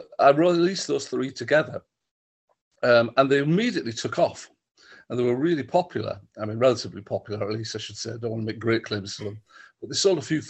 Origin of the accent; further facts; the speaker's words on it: Stockton-on-Tees, North East England, United Kingdom; I grew up in Stockton, not in the jail